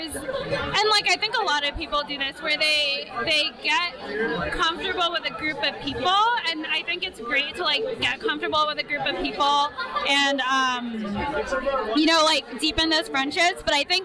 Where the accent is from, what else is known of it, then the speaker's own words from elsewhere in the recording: Orlando, Florida, United States; now in Philadelphia, United States; I'm from Orlando.